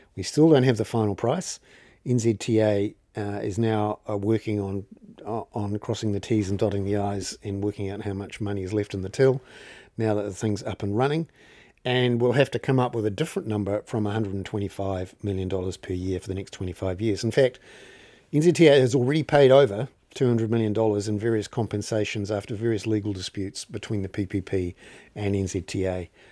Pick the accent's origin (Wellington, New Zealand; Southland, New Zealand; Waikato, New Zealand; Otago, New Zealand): Wellington, New Zealand; I'm from Wellington